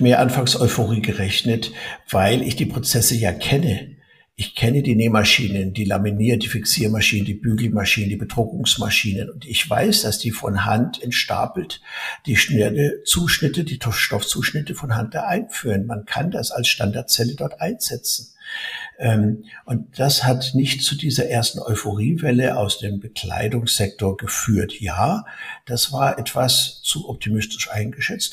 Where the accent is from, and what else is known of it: Germany